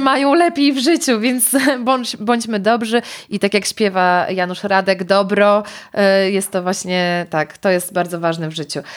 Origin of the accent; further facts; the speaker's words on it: Białystok, Podlaskie Voivodeship, Poland; Ja pochodzę z Białegostoku, gdzie, gdzie takiego dużego wyboru nie było